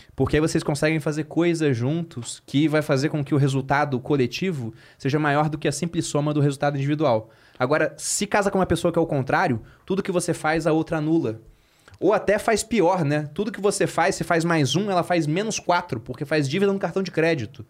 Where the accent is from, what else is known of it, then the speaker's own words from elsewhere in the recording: Rio de Janeiro, Brazil; moved away as an adult; now in São Paulo, Brazil; Eu sou carioca